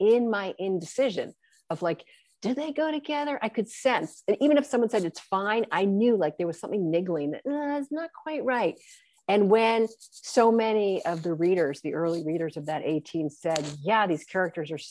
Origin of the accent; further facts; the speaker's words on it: New York City, New York, United States; I actually grew up in Manhattan.